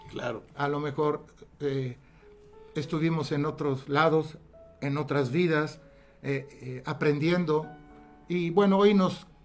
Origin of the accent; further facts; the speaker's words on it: Italy; Spanish is a second language; also born or lived in Alexandria, Egypt; Yo soy italiano, nací en Egipto, en Alejandría. Tuve esa gran suerte de nacer donde las pirámides, a pocos metros.